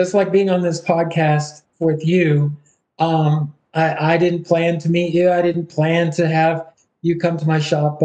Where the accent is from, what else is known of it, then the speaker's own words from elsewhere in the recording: Baltimore County, Maryland, United States; moved away; also born or lived in Pittsburgh, Pennsylvania; growing up in Baltimore County, Maryland